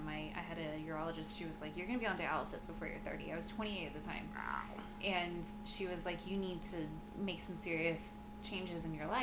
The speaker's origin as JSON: {"language": "English", "town": "Houston", "region": "Texas", "country": "United States", "tie": "born or raised there", "said": "we grew up together in Houston"}